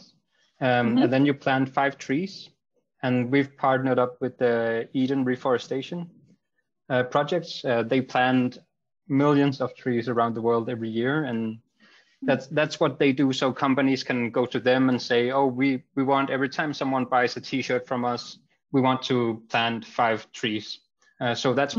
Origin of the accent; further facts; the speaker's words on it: Greenland; I grew up in Greenland